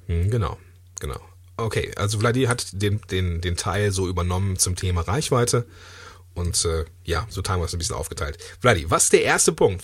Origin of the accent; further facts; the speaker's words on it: Langenfeld, North Rhine-Westphalia, Germany; ich komme ja aus Langenfeld